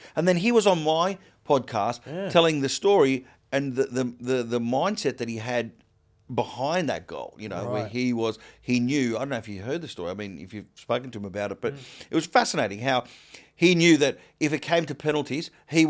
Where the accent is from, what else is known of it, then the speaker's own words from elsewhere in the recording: Australia; In North America, I'm very Australian when I go there, because it's a big plus.